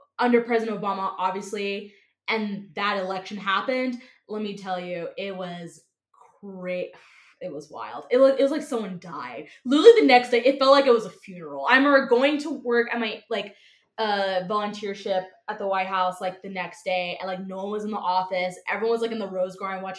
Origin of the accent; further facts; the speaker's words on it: Atlanta, Georgia, United States; moved away as an adult; also born or lived in Savannah, Georgia / Washington, D.C.; now in Kansas City, United States; I grew up in Georgia all my life. I am a Southern girl